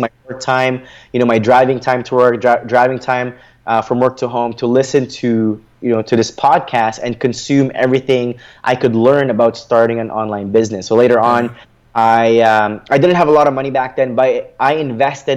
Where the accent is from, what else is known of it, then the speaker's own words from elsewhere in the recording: Philippines; English is a second language; now in Canada; my family and I immigrated from the Philippines to Canada.